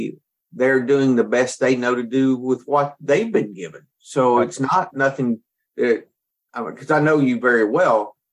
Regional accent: the South, United States; I'm from the South

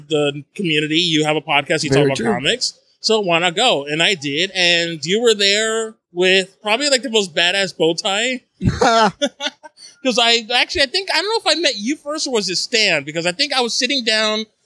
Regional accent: Northeastern New Jersey, United States; I grew up in Northeastern New Jersey, and as a New Jersey native

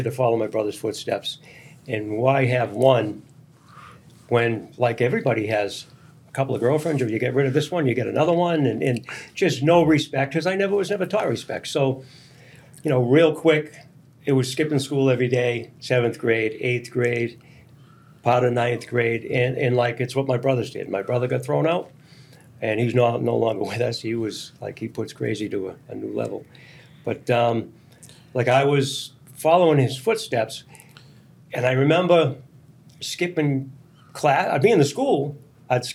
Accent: Melrose, Massachusetts, United States; I grew up in Melrose

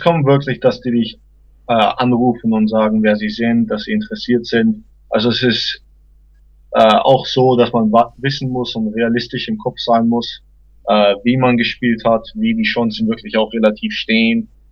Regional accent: Großhabersdorf, near Ansbach, Middle Franconia, Bavaria, Germany; also born or lived in Stein, Germany / Los Angeles, United States; now in United States; Also ich bin äh, in Stein erstmal aufgewachsen für die ersten vier Jahre und dann bin ich nach Großhasbach gezogen, also Nähe Ansbach und äh, habe dort Fußball gespielt, gelebt, alles

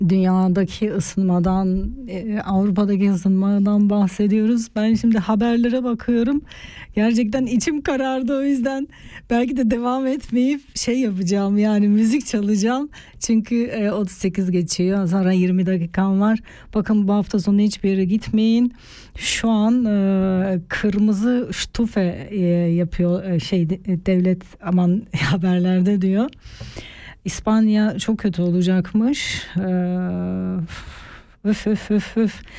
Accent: Artvin, Turkey; Ben kendi aileme de anlatamıyorum. Yani biz Artvinliyiz. Artvin'de deprem yok. Yerimiz yurdumuz var.

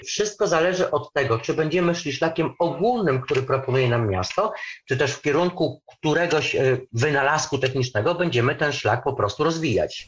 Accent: Lublin Voivodeship, Poland; now in Kraków, Poland; nie jestem e, rodowitym Krakusem, bo pochodzę ze wschodu, pochodzę z Lubelszczyzny

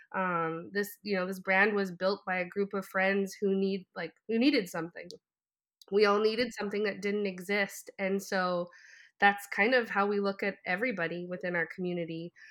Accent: Canada; growing up, I'm French Canadian

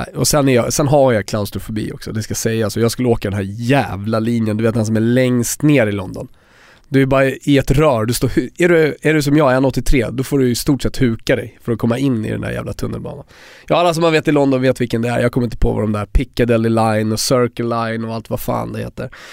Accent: Sweden; jag är svensk

